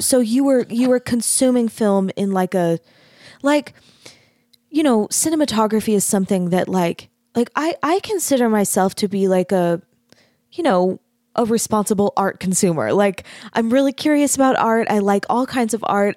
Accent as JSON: {"language": "English", "town": "Mesa", "region": "Arizona", "country": "United States", "tie": "born or raised there", "also_born_or_lived": "Utah / North Texas", "moved": "as an adult", "said": "I grew up in Mesa, Arizona"}